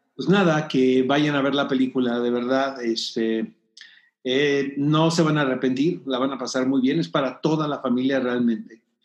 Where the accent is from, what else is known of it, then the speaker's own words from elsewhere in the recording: Tijuana, Baja California, Mexico; now in Mexico City, Mexico; no soy de aquí, soy de Tijuana, pero me considero chilango adoptado